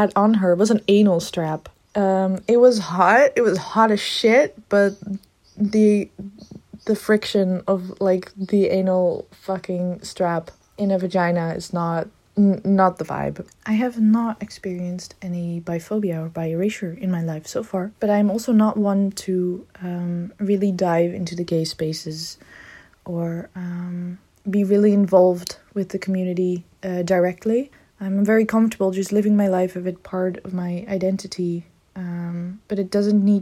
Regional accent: Netherlands; I am from the Netherlands, so that might be a little bit different than the States. I am from a decently big city

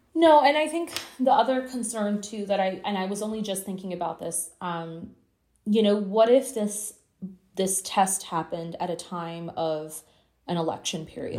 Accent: Canada; I'm from Canada, and I work very closely with our publications here

